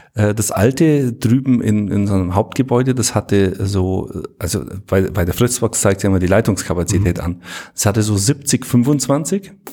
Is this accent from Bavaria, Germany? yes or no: yes; Bavaria, Germany; bei uns in Bayern